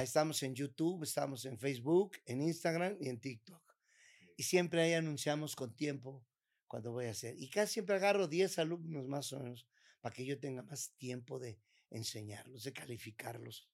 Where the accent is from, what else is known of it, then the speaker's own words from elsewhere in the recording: Mexico; como mexicano